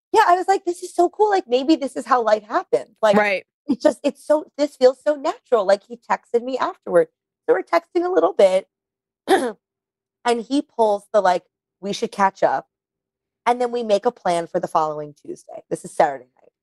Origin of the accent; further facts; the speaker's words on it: New York, United States; I grew up in New York